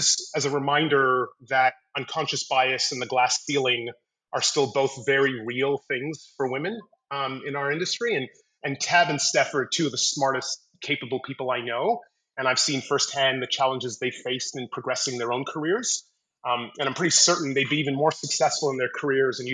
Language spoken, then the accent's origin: English; Montreal, Quebec, Canada; moved away as an adult; now in Sydney, Australia; I was born in Montreal, Canada, and I currently live in beautiful Sydney, Australia.